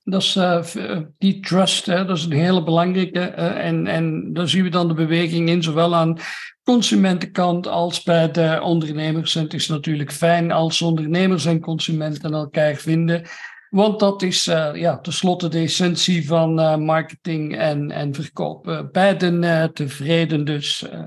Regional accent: Belgium; altijd als Belg

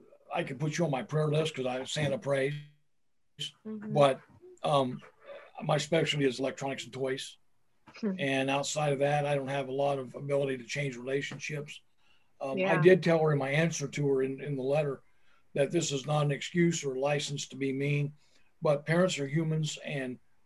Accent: Turkey; You know, I'm from Turkey. So You guys can forget it. You might be cold countries, but I wasn't born in a cold country.

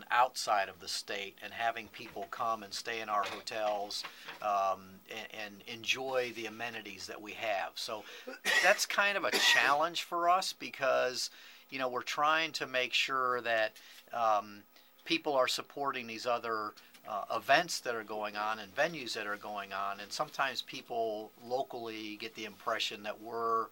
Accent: Ohio, United States; moved away as an adult; also born or lived in North Carolina; now in Harford County, United States; born and raised in the Midwest in Ohio

